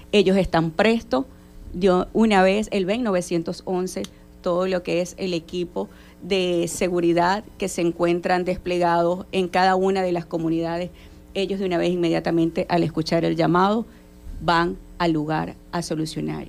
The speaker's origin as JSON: {"language": "Spanish", "region": "Zulia", "country": "Venezuela", "said": "En nuestro estado, Zulia"}